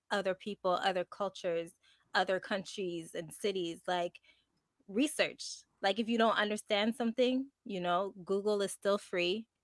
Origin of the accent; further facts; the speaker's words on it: Montreal, Quebec, Canada; first language English; I'm from Montreal. So I was born and raised here